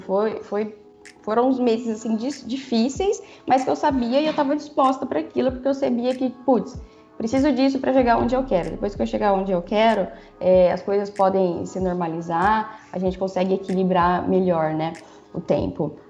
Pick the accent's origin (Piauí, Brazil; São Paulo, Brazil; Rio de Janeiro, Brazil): São Paulo, Brazil; São José do Rio Preto; Eu sou de São José do Rio Preto